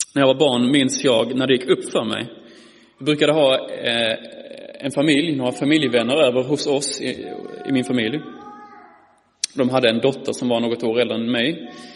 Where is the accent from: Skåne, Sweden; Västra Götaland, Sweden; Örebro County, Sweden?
Skåne, Sweden; Malmö; som ni anar på min dialekt är jag ifrån eh, Malmö, eller Skåne.